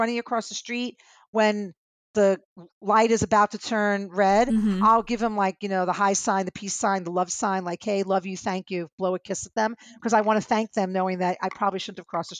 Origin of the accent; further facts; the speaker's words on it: New York City, New York, United States; I'm a New Yorker and we pack a lot of stuff because we never know what we might need. Maybe that's the typical Jewish girl in me.